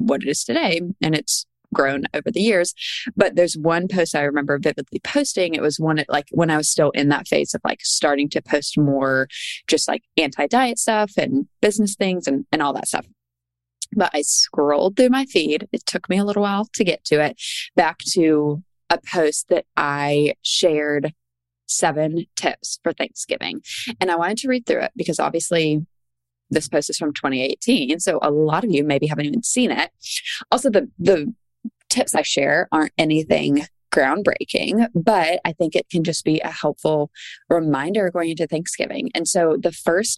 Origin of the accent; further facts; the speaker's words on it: Charleston, South Carolina, United States; I'm from Charleston